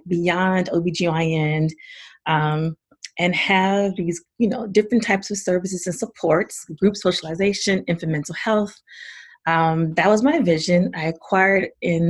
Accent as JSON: {"language": "English", "region": "the South", "country": "United States", "tie": "born or raised there", "moved": "yes", "said": "I was born and raised in the South"}